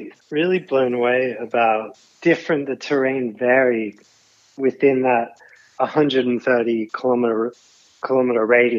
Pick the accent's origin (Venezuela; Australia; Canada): Australia; Sydney, New South Wales; I grew up in Sydney.